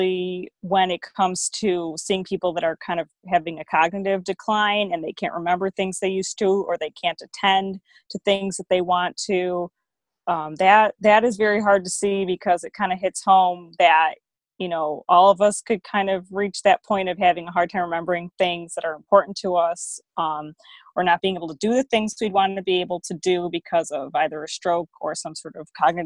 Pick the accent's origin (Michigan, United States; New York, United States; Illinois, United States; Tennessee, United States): Illinois, United States; Chicago; I'm from Chicago, so I'm no stranger to the heat. And I live there with my husband